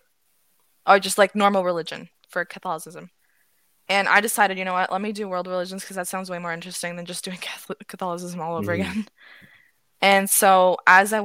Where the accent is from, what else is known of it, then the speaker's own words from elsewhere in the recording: Ottawa, Ontario, Canada; I'm from Ottawa